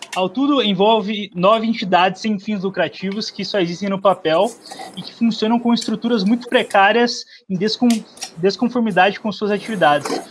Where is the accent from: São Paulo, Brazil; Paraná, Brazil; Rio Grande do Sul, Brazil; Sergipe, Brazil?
Paraná, Brazil; Curitiba; sou de Curitiba